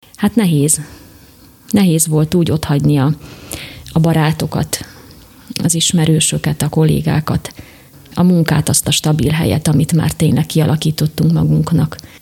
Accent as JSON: {"language": "Hungarian", "town": "Véke", "region": "Košice Region", "country": "Slovakia", "also_born_or_lived": "Warrington, United Kingdom", "moved": "as an adult", "lives_now": "Nagygéres, Slovakia", "said": "Én Vékéről származom"}